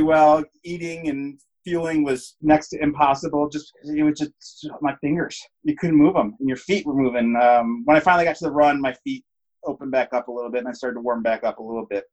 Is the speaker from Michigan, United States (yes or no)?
yes; Traverse City, Michigan, United States; moved away as an adult; also born or lived in Portland / Denver; I'm born and raised in Traverse City